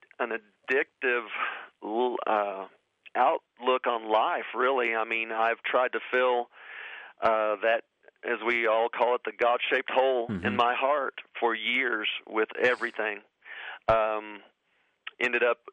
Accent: Oklahoma, United States; I grew up here in Oklahoma

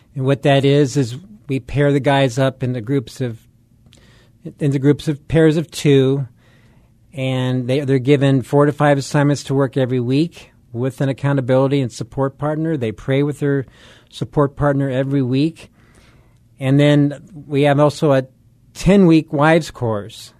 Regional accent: Southern California, United States; moved away as an adult; also born or lived in Colorado; I grew up in Southern California, so this is old stomping grounds here

